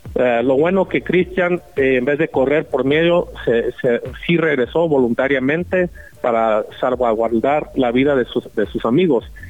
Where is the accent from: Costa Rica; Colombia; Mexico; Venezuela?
Mexico; como mexicanos